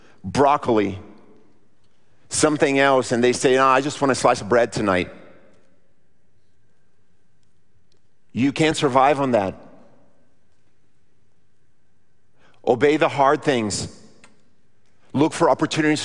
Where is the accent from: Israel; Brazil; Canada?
Brazil; moved away; I grew up in Brazil